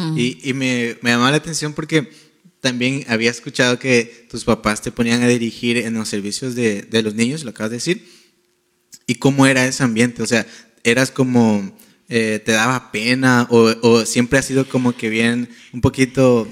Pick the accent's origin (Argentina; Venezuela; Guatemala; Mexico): Guatemala; Yo soy de Guatemala